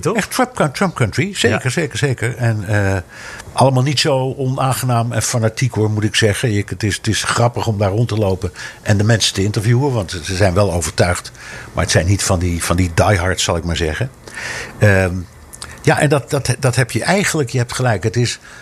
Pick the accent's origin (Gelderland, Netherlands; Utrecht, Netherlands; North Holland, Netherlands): North Holland, Netherlands; Amsterdam; now in New York, United States; Ik ben opgegroeid in Amsterdam, vlak bij de pijp.